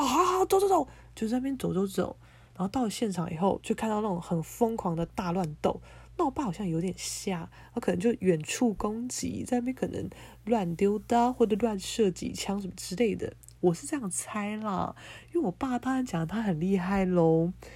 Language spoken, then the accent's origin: Chinese; Keelung, Taiwan; moved away as an adult; now in Taipei, Taiwan; 我现在正在我的老家，基隆家